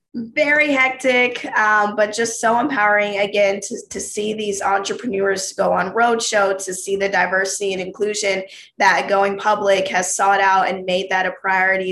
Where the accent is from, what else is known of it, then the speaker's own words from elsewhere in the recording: the South, United States; I'm from the South